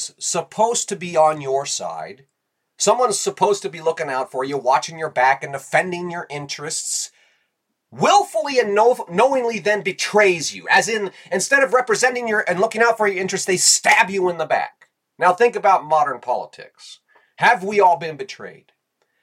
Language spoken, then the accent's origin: English; United States; as Americans